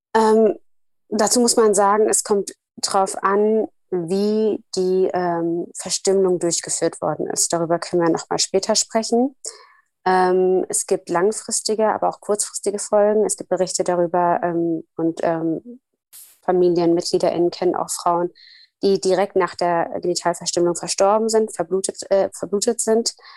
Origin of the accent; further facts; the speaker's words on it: Somalia; moved away; Ich komme ja aus Somalia